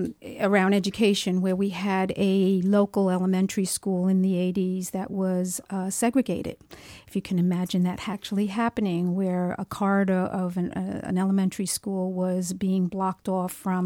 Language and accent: English; Williamsburg, United States; all of us being community residents or, in my case, born and raised in Williamsburg.